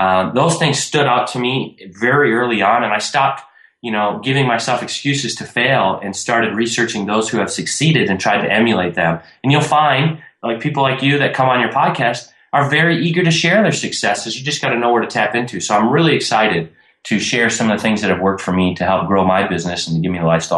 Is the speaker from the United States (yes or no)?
yes; Minnesota, United States; I grew up in Minnesota. I'm 28 now, and I'm newly retired 2 months ago.